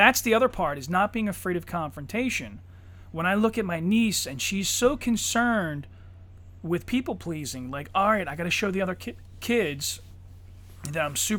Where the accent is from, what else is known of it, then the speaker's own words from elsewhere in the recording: Ireland; you know, I'm Irish. I would have fucked it up.